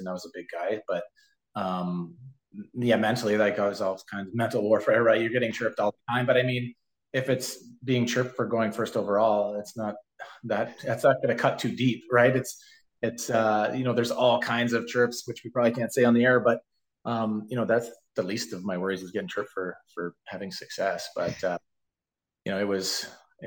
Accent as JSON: {"language": "English", "town": "Nilestown", "region": "Ontario", "country": "Canada", "tie": "born or raised there", "said": "I grew up outside of London in Niles Town, which is a tiny little town"}